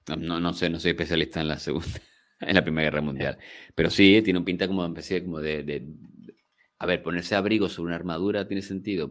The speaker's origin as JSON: {"language": "Spanish", "area": "Gran Canaria", "region": "Canary Islands", "country": "Spain", "said": "Gran Canarios y gente de mi tierra"}